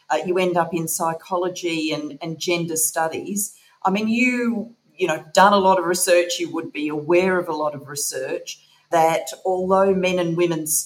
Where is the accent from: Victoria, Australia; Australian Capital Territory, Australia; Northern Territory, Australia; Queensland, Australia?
Australian Capital Territory, Australia; Canberra; moved away as an adult; also born or lived in Sydney / Melbourne; now in Devon, United Kingdom; Very much east coast. I was born in Sydney and really grew up in Canberra.